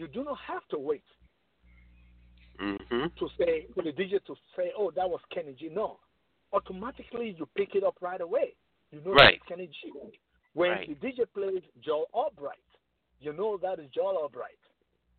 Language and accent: English; Lagos, Nigeria; moved away as an adult; also born or lived in New York, United States; now in Atlanta, United States; back home in Nigeria, in Lagos, in the city of Lagos, you know, I was like one of the top sax player over there